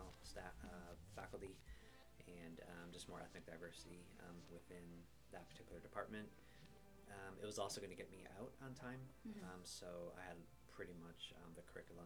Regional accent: Green Bay, Wisconsin, United States; now in Chicago, United States; growing up in Wisconsin, it was a very small, wholesome place

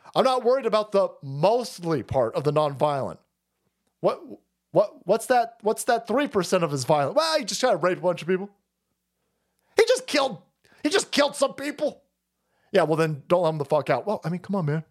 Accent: United States; I'm an American

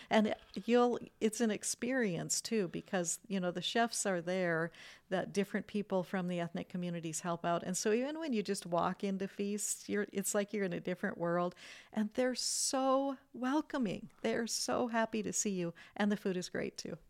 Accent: United States; an American-born citizen

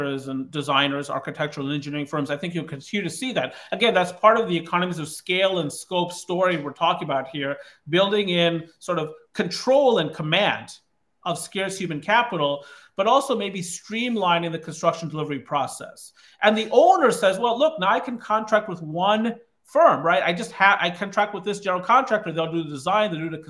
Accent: Kankakee County, Illinois, United States; now in Baltimore, United States; I grew up in Kankakee County, Illinois, where the unemployment rate in the early 1980s was above 20%.

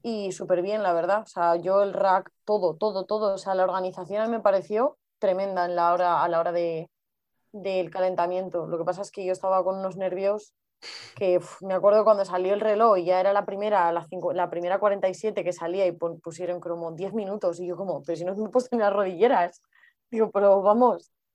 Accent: Madrid, Community of Madrid, Spain; somos las dos de Madrid

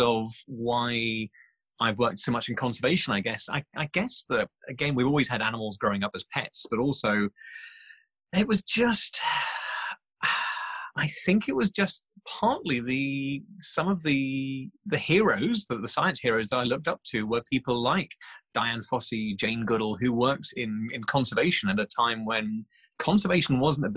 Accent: Norfolk, East of England, United Kingdom; I grew up in Norfolk, right by the sea

